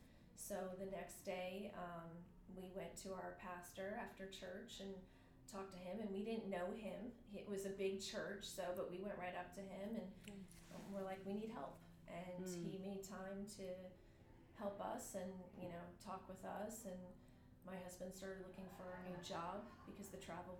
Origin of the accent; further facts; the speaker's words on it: New Jersey, United States; moved away as an adult; also born or lived in Florida / upstate New York; now in Georgia, United States; I grew up in New Jersey. I was born in Florida, but met him in New Jersey.